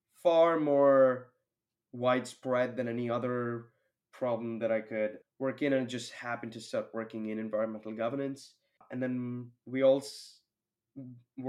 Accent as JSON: {"language": "English", "town": "Mumbai", "region": "Maharashtra", "country": "India", "tie": "born or raised there", "also_born_or_lived": "Toronto, Canada", "moved": "as an adult", "said": "I grew up in India, and especially living in a city like Mumbai."}